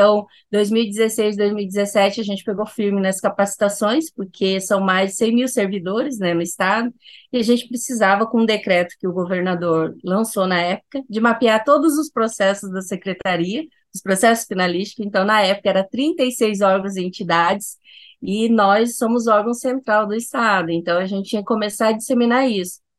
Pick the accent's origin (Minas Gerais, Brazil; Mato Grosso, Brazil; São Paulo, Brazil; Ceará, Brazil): Mato Grosso, Brazil; Cuiabá; sou de Cuiabá, Mato Grosso